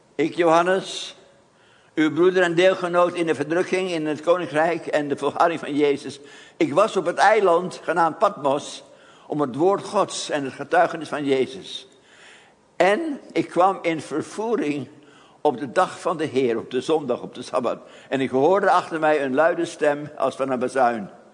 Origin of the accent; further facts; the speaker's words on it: Haarlem, North Holland, Netherlands; moved away; ik dan in Haarlem.